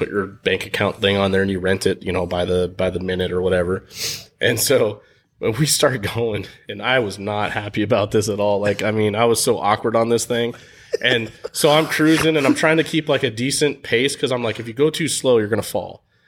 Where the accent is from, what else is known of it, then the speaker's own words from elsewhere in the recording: San Diego, California, United States; growing up in San Diego, like, down by the beach